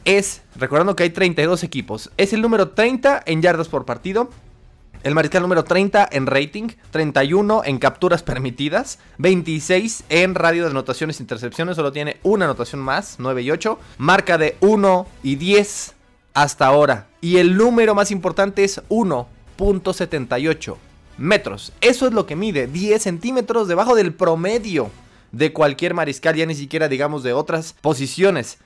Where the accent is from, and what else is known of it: Mexico